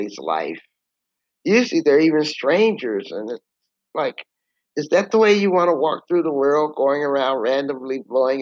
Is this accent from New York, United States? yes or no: no; San Antonio, Texas, United States; now in Atlanta, United States; I'm originally from San Antonio, Texas